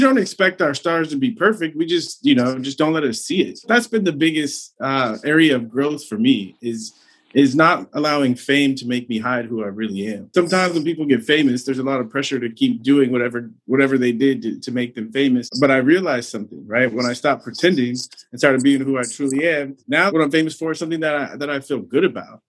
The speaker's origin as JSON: {"language": "English", "town": "San Diego", "region": "California", "country": "United States", "tie": "born or raised there", "said": "I grew up in San Diego, so growing up in Southern California, it was all around"}